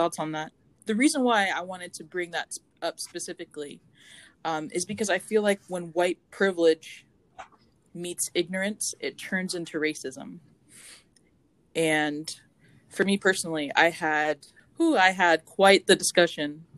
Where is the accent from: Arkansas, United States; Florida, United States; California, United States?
Florida, United States; Deltona; I grew up in Central Florida, and I grew up in this small town in Deltona